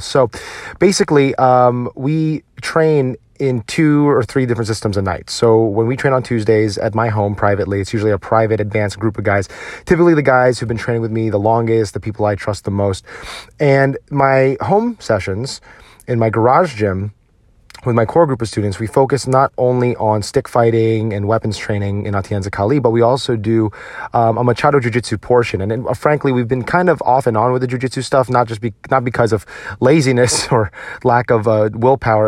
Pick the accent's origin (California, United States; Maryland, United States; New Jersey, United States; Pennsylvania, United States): New Jersey, United States; I grew up in New Jersey